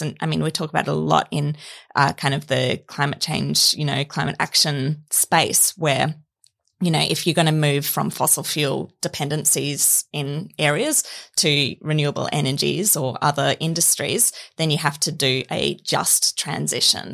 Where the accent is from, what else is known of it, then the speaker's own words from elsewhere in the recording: Queensland, Australia; I'm from Queensland